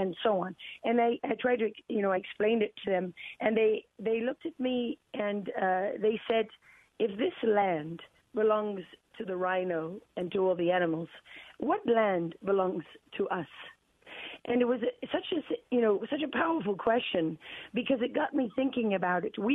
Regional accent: Durban, KwaZulu-Natal, South Africa; Durban, the city where I was born

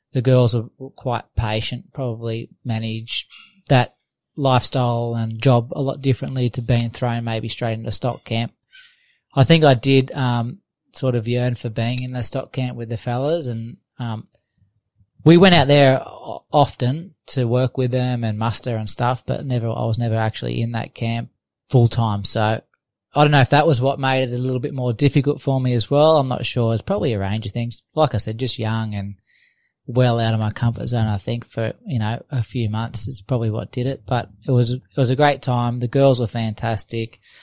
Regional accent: Australia; also born or lived in London; that's where I live. It's my hometown, and it's right on the beach.

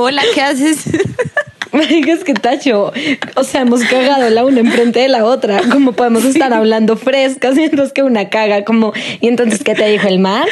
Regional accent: Bogotá, Colombia; como vieja rola colombiana

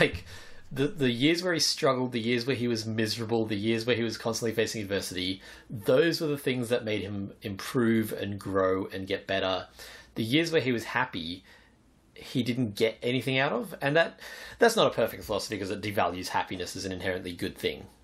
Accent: Australia; I was born in Australia

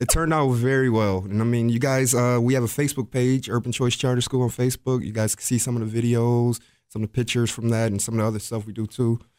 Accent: Rochester, New York, United States; born and raised in Rochester, so I went to Aquinas Institute

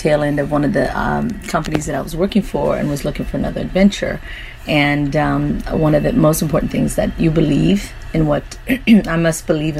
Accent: Midwest, United States; moved away; growing up in the Midwest

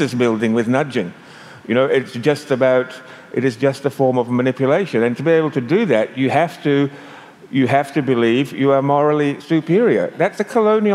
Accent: Australia; I'm Australian

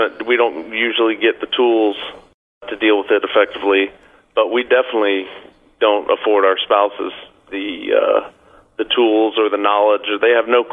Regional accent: Florida, United States; I'm from Florida

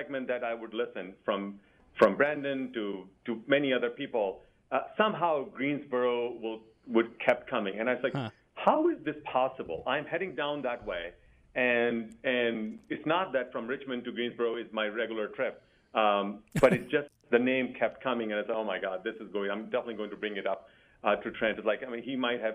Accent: India; now in Virginia, United States; I grew up in India

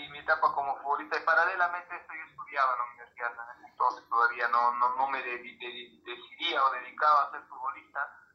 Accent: Abancay, Apurímac, Peru; moved away as an adult; soy del, del distrito de Abancay, de la provincia de Abancay, departamento de Perú. Nací, aquí en, en Abancay

